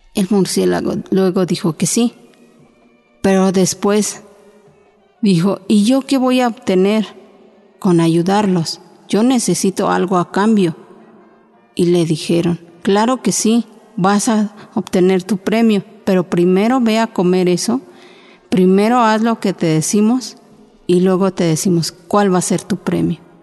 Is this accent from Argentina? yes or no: no; Oaxaca, Mexico; first language Chinantec; Spanish is a second language; now in Mexico City, Mexico; yo hablo la lengua chinanteca, soy de Oaxaca y pues tengo 26 años aquí viviendo